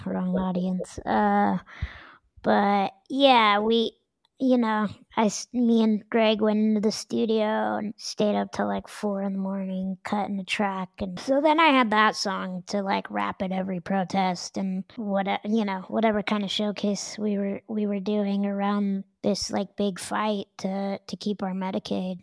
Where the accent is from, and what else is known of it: Denver, Colorado, United States; born or raised there